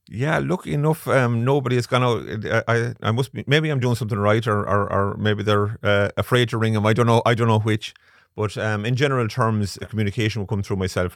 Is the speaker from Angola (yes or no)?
no; Galway, Connacht, Ireland; Born and bred in Galway. I like to think I'm a proud Galway man